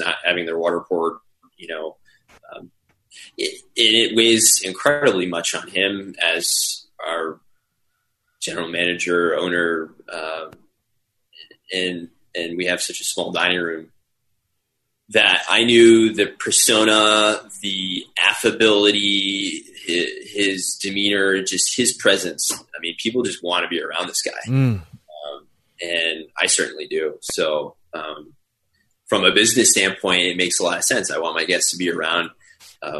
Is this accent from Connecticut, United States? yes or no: yes; Simsbury, Connecticut, United States; also born or lived in France; my hometown of Simsbury, in a village called Terrafill in Simsbury